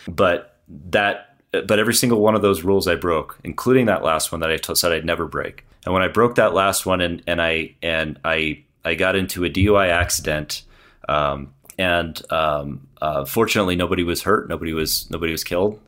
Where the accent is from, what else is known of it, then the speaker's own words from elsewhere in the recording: San Clemente, California, United States; moved away as an adult; now in Broomfield, United States; I came from San Clemente down in Southern California, uh, way down by the beach. And I lived there my whole life